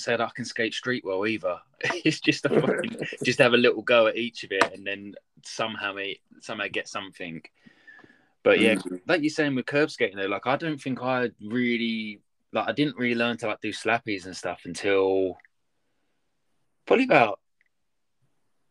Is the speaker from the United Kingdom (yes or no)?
yes; Harlow, East of England, United Kingdom; I grew up started skating in Harlow, and they had this it's in Essex, just outside of London